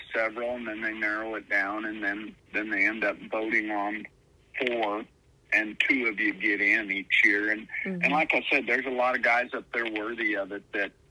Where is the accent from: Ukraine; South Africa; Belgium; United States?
United States; Northwest North Dakota; growing up in Northwest North Dakota, we just loved to play cowboy and compete and ride bucking horses and rope